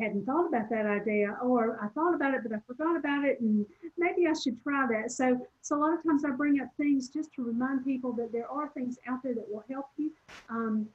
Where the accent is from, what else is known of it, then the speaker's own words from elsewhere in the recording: Southern, United States; accent: Southern; my Southern accent